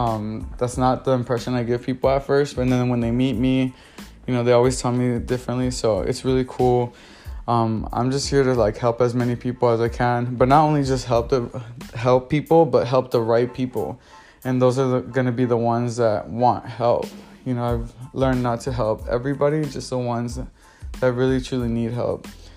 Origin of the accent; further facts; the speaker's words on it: Los Angeles, California, United States; I'm originally from South Central LA, and I jumped all the way to the valley, living in Woodland Hills, Chatsworth, Van Nuys, moved back down to Torrance, so that's the South Bay area, and West Covina for a little bit.